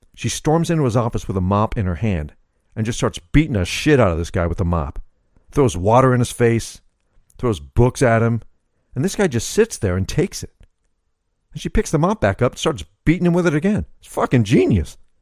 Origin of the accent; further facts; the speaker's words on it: Arkansas, United States; moved away; when I was growing up in Arkansas